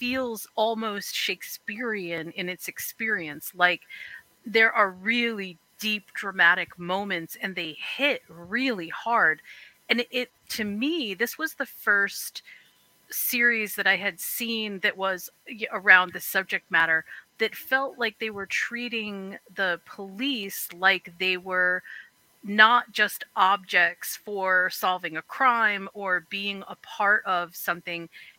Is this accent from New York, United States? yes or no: yes; New York, United States; I am.